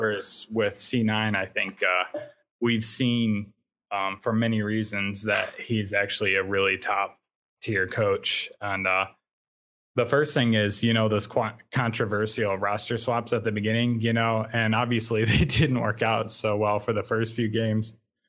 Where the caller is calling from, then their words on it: Portage, Indiana, United States; Northwest Indiana, Portage, Indiana. It's in the Chicago area.